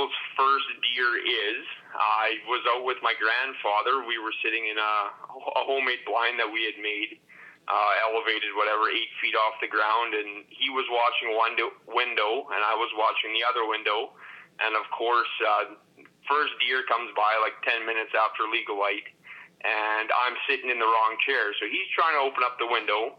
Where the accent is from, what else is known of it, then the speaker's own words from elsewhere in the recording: Elm Creek, Manitoba, Canada; I grew up here in Elm Creek, which is a community of about 250 people